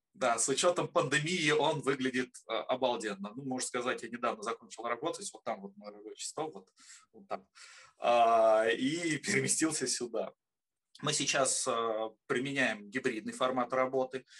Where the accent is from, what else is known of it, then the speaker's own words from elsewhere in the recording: Obninsk, Kaluga Oblast, Russia; Родился в городе Обнинске, а, в славном Лукограде.